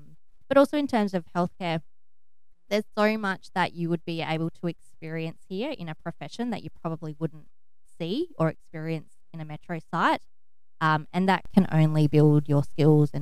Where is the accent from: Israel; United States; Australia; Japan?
Australia; Broken Hill, New South Wales; So I was born and bred in Broken Hill